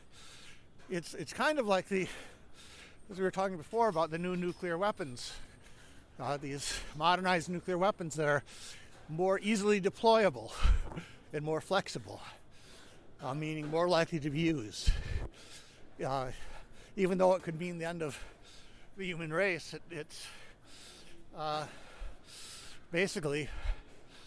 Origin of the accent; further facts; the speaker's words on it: United States; as an American, I was the only American in that group